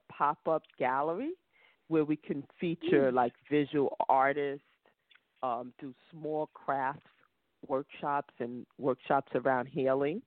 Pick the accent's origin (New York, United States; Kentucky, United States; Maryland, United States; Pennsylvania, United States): New York, United States; New York City; I was born and I grew up in Brooklyn. So yes, this is my home